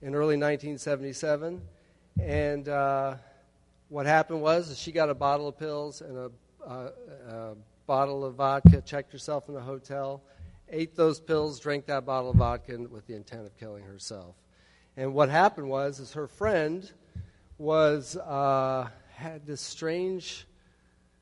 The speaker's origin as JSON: {"language": "English", "town": "Chicago", "region": "Illinois", "country": "United States", "also_born_or_lived": "Arlington, Texas / Florida", "moved": "as an adult", "lives_now": "Tallahassee, United States", "said": "I'm from Chicago, Illinois, over by there. And I moved to Florida 5 weeks ago"}